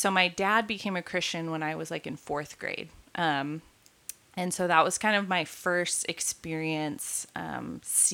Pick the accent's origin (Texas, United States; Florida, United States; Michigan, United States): Texas, United States; outside of San Antonio; now in Dallas, United States; I am a Texan by birth and, grew up most of my life in Texas, moved around a little bit when I was younger, but for most of my life lived outside of San Antonio